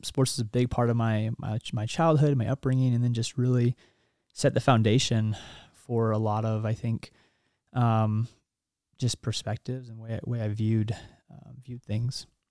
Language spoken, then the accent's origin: English; Kansas, United States; moved away as an adult; also born or lived in New York / North Carolina; now in Utah, United States; I grew up in Kansas. Um, my dad was in the Army.